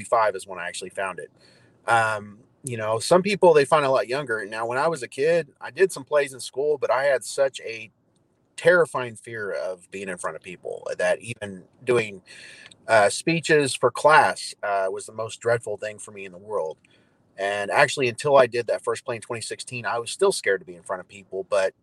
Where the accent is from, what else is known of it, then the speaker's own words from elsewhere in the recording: Evansville, Indiana, United States; moved away as an adult; now in Norman, United States; I'm originally from Southern Indiana, actually Evansville